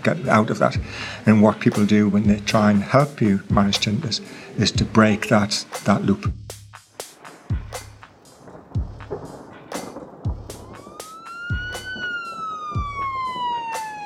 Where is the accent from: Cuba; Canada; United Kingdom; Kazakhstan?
United Kingdom; England; I'm from England